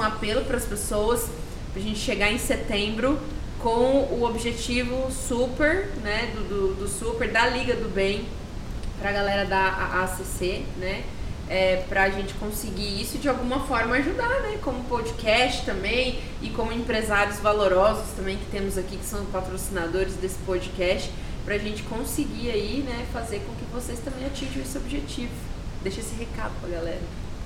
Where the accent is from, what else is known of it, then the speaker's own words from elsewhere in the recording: Campo Grande, Mato Grosso do Sul, Brazil; Eu, como campo-grandense, como sou mato-grossense